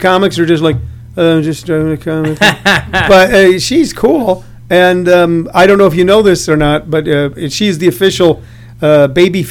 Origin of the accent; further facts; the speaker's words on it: Jefferson County, Missouri, United States; also born or lived in Hillsboro, Missouri; where I grew up in Jefferson County